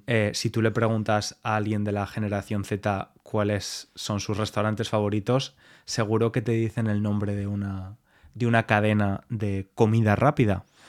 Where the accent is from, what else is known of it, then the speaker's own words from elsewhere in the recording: Spain; como español